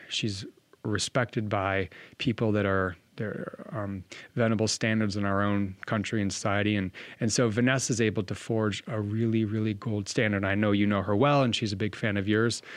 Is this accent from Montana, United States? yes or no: yes; Bozeman, Montana, United States; moved away as an adult; now in Washington State, United States; born and raised in Bozeman, so I bleed blue